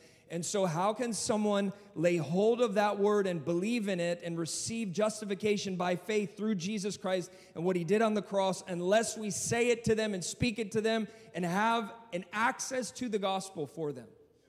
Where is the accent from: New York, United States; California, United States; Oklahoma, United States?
New York, United States; But really, I'm from upstate New York, so that's... That's my home.